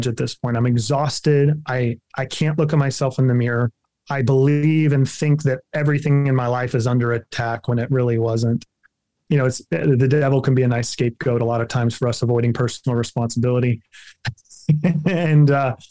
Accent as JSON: {"language": "English", "region": "Kansas", "country": "United States", "tie": "born or raised there", "said": "I'm a Kansas farm boy at heart"}